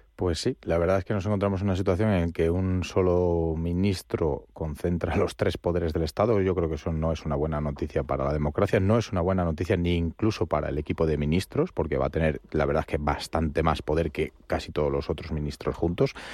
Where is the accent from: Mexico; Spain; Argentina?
Spain; ciudadano español